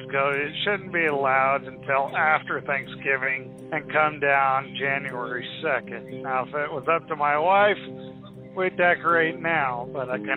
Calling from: Berea, Kentucky, United States; Uh, I'm calling from Berea, Kentucky still.

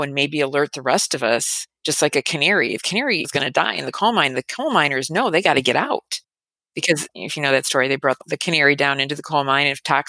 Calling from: Chicago, Illinois, United States; I'm calling in from the Chicago area.

